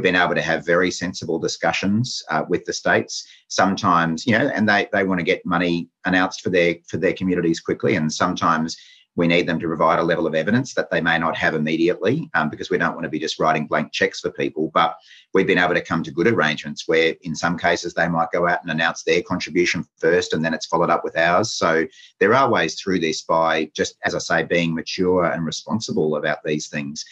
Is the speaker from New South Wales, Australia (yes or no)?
no; Queensland, Australia; as a Queenslander